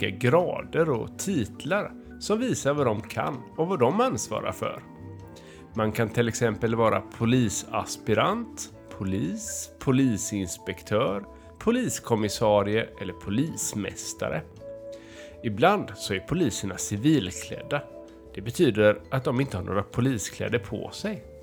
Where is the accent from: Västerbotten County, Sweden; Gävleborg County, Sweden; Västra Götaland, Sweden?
Västra Götaland, Sweden; Älvängen; jag är från Älvängen och jag är sju år.